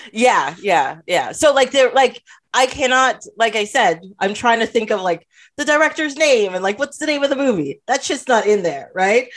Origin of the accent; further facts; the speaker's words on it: Trinidad & Tobago; moved away; I am from Trinidad